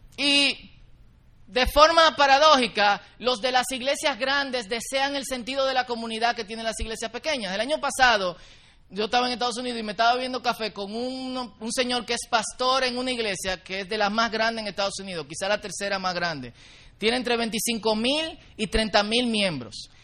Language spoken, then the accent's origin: Spanish; Dominican Republic; Nosotros como dominicanos